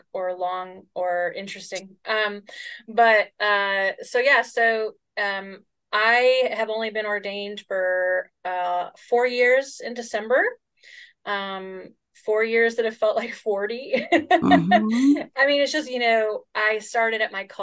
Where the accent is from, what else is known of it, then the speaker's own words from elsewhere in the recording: Chicago, Illinois, United States; I grew up in Chicago